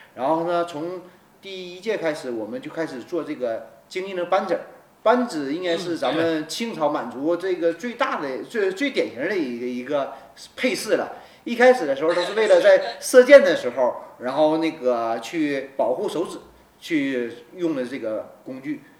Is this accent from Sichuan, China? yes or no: no; Benxi, Liaoning, China; 他是我家乡嘛，我是本溪人